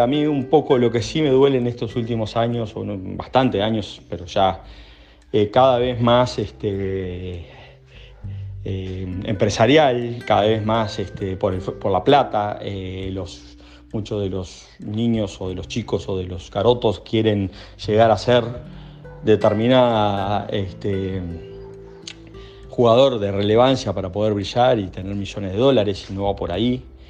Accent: Montevideo, Uruguay; yo de hecho me crié Malvin

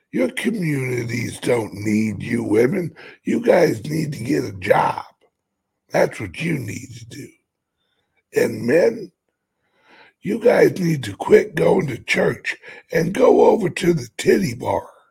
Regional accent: United States; I'm an American

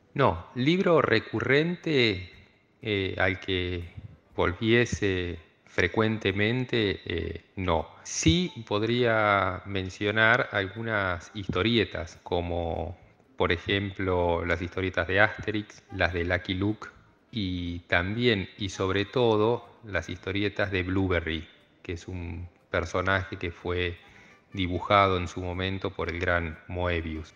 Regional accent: Cipolletti, Río Negro, Argentina; also born or lived in La Plata; soy oriundo de la ciudad de Cipolletti, nací en el año 75 en esta ciudad ubicada en el Alto Valle de Río Negro y Neuquén, del lado río negrino. Fui a la escuela primaria aquí en la ciudad y a la secundaria también.

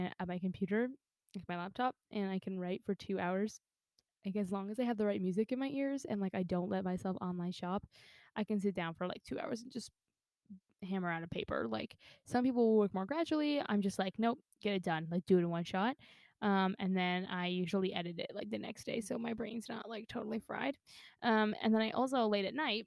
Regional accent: Canada; I'm Canadian through and through

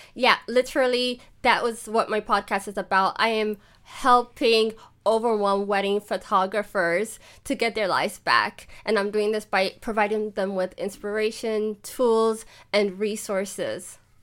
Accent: Ethiopia; now in Germany; I'm Ethiopian

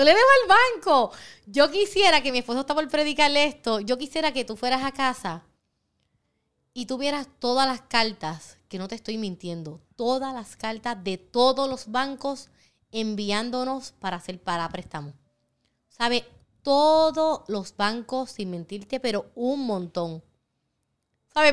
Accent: Puerto Rico; soy la primera puertorriqueña certificada y la tercera latina

